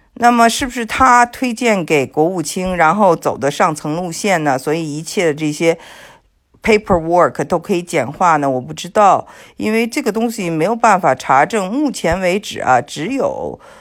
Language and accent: Chinese; China; moved away as an adult; now in United States; 我是来自这个中国